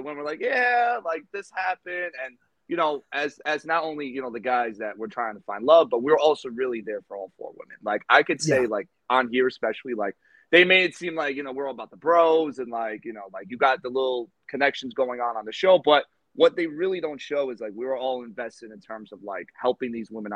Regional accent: New York, United States; we're both from New York

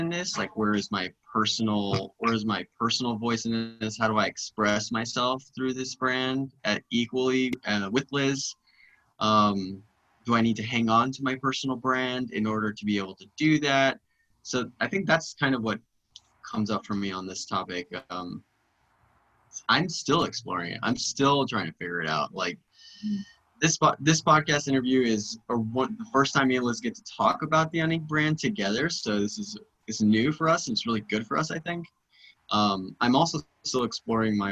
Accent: Andrews, Texas, United States; We produced the first Pride in Andrews, in my hometown

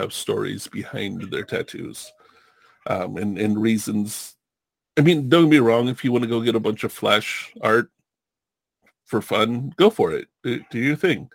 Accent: California, United States; I grew up surfing in California, when I was like 12, 13 years old

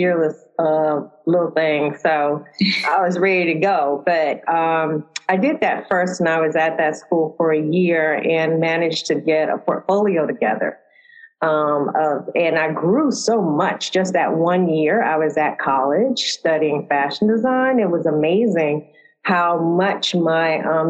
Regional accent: St. Louis, Missouri, United States; moved away as an adult; also born or lived in Atlanta, Georgia / New York; I am originally from St. Louis, Missouri. And I moved to Atlanta from there

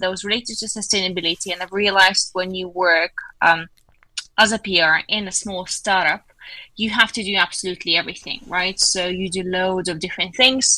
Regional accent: Lithuania; I'm from Lithuania

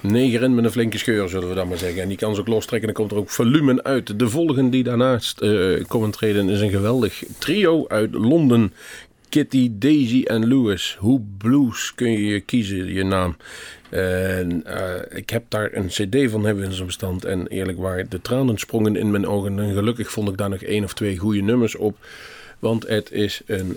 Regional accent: Netherlands; toen wij uit Nederland kwamen

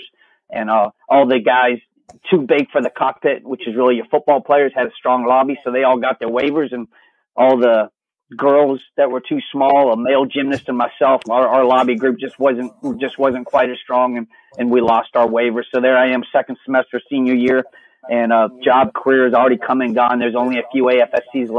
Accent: Virginia, United States; I grew up in Virginia

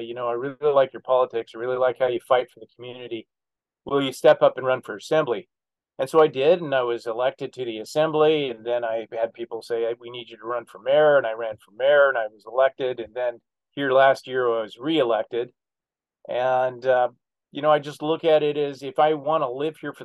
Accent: Alaska, United States; born and raised in Alaska

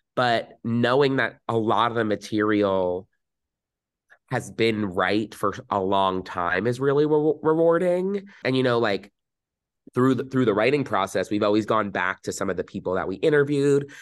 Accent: New Jersey, United States; growing up in New Jersey, very, very fortunate

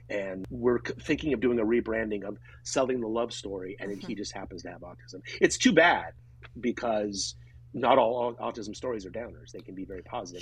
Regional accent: Grass Valley, California, United States; my hometown of Grass Valley, which is in Northern California

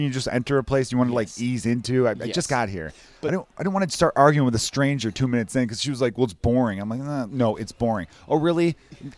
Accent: Chicago, Illinois, United States; I went to a high school in Chicago

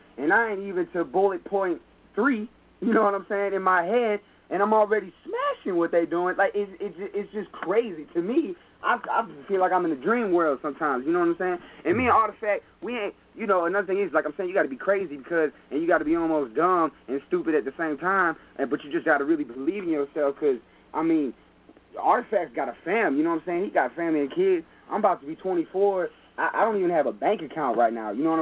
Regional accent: St. Louis, Missouri, United States; when we was growing up in St. Louis

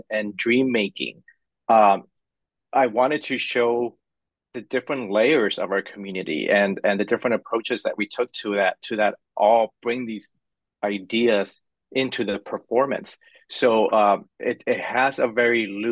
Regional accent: Los Angeles, California, United States; now in San Francisco, United States; I grew up in Hollywood, California. So I grew up in the middle of the entertainment industry, literally.

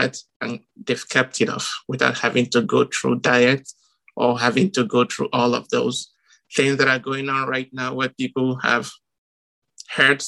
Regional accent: Nigeria; moved away; growing up in Nigeria, we always played soccer barefoot

